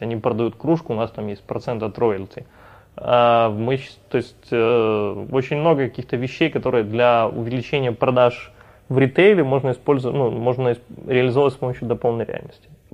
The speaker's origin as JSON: {"language": "Russian", "town": "Odesa", "region": "Odesa Oblast", "country": "Ukraine", "said": "это все в Одессе"}